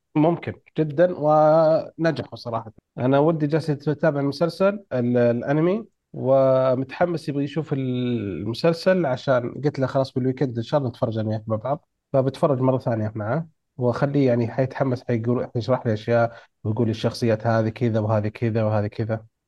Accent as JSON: {"language": "Arabic", "country": "Saudi Arabia", "said": "عندنا في السعوديه"}